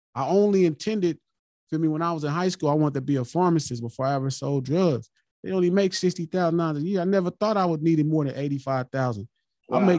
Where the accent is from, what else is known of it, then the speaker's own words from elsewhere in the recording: Los Angeles, California, United States; I'm from Watts